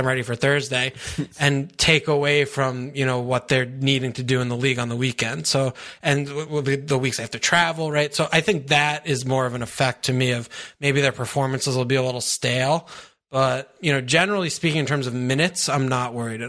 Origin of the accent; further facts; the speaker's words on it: United States; people hate us because we're American